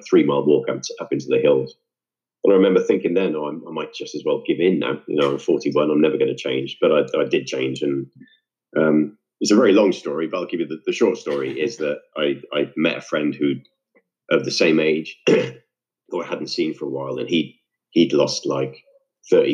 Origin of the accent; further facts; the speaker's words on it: Wales, United Kingdom; also born or lived in Devon, England / London, England; I moved to Wales at that age with my family